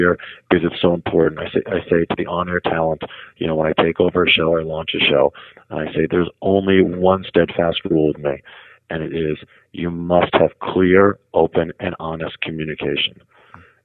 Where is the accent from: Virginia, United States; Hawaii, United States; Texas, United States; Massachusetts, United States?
Massachusetts, United States; Newton; I grew up in Newton, Massachusetts, which was a suburb about 20 minutes outside of Boston